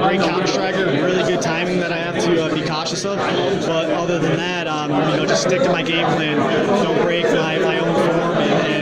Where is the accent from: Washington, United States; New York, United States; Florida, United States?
Florida, United States; now in Crystal Lake, United States; I grew up down in Florida